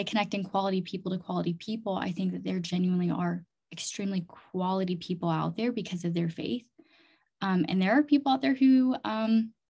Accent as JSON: {"language": "English", "region": "Chiang Mai", "country": "Thailand", "tie": "born or raised there", "also_born_or_lived": "Fargo, North Dakota", "said": "I was born and raised in Chiang Mai, Thailand"}